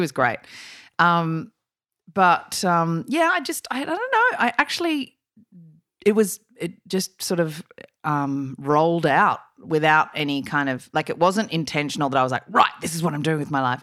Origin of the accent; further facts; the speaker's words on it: Sydney, New South Wales, Australia; I grew up in Sydney